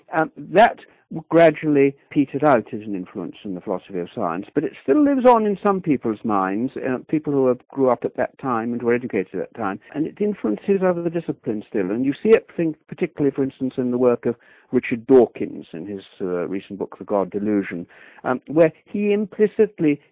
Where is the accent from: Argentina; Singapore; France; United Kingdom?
United Kingdom; England; I come from England